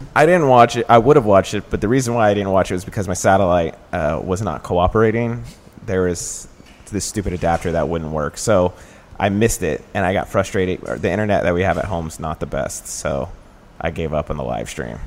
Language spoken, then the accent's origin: English; Dallas, Texas, United States; now in Chicago, United States; I'm from Dallas